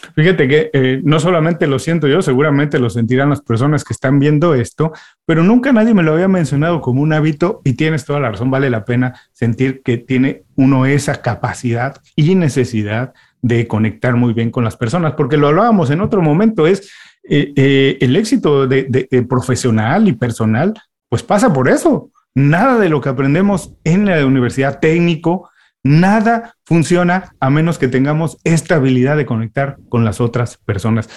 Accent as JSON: {"language": "Spanish", "country": "Mexico", "moved": "yes", "lives_now": "Miami, United States", "said": "yo soy inmigrante también de México, me vine a vivir a Miami"}